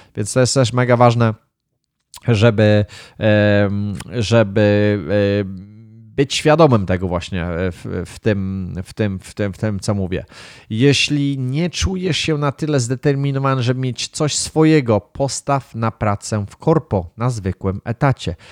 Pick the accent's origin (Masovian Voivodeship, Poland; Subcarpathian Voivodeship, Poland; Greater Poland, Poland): Greater Poland, Poland; Wągrowiec; gdzieś tam na wiosce się wychowałem, gdzieś tam w Wągrowcu